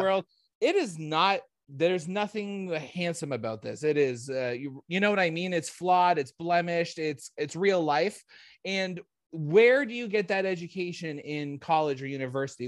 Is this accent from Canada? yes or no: yes; Canada; I'm not American, I'm a Canadian